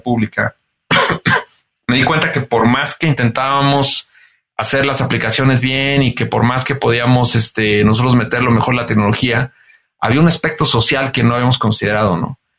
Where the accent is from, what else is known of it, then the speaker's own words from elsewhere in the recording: San Luis de la Paz, Guanajuato, Mexico; yo soy eh, de San Luis de la Paz, Guanajuato, y, pues en San Luis de la Paz, Guanajuato, no había estaciones de radio